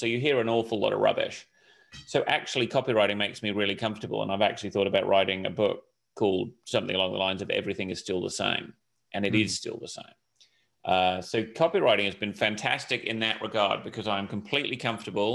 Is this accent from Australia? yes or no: no; Hong Kong; also born or lived in United Kingdom; I grew up in Hong Kong, which was a great place to grow up in the late 70s through the 80s